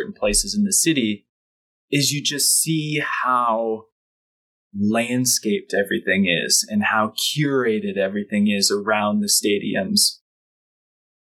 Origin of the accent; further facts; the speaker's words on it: Michigan, United States; I grew up in Michigan and I went to Detroit sporting events my whole life